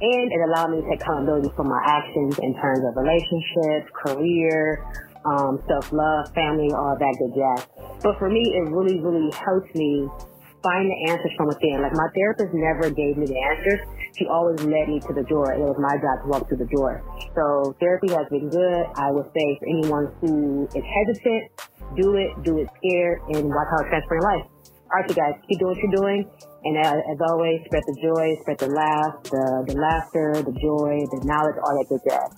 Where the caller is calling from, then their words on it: Detroit, Michigan, United States; from Detroit.